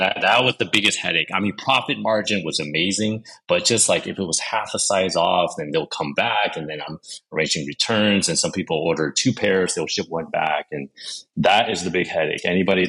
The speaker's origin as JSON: {"language": "English", "town": "Los Angeles", "region": "California", "country": "United States", "tie": "born or raised there", "also_born_or_lived": "Shanghai, China", "moved": "as an adult", "said": "back when I was still living in LA, my hometown"}